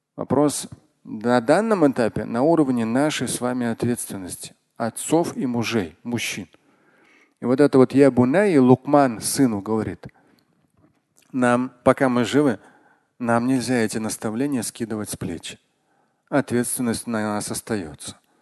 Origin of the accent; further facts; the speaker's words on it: Russia; я как россиянин во всех поколениях